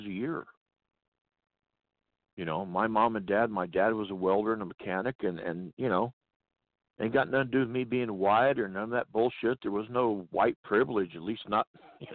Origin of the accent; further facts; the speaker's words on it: California, United States; I was born and raised in California. I'm a Cali guy, you know, and my home state has turned into a festering sewer.